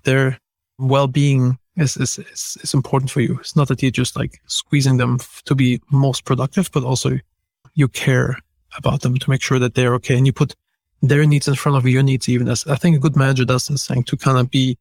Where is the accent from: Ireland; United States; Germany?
Germany; moved away; I'm from Germany and we're very direct